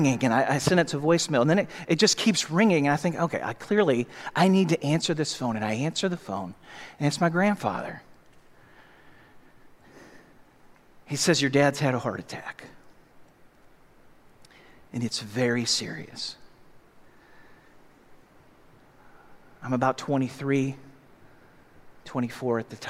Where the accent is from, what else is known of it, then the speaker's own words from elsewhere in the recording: St. Louis, Missouri, United States; I grew up in St. Louis